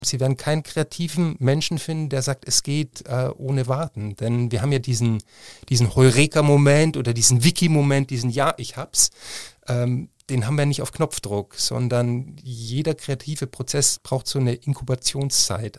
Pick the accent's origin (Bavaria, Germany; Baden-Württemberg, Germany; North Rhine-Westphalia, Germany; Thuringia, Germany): Bavaria, Germany; Freilassing; now in Cologne, Germany; Ich bin in Freilassing aufgewachsen in Bayern an der Grenze zu Salzburg.